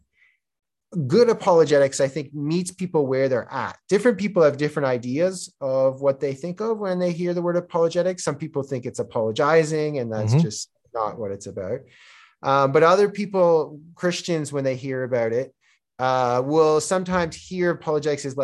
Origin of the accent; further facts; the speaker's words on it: Toronto, Ontario, Canada; accent: Canadian; first language Czech; moved away as an adult; also born or lived in Korea; now in Georgia; I was born and raised in Canada